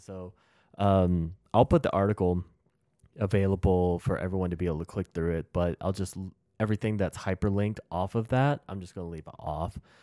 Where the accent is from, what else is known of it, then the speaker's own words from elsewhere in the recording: United States; As American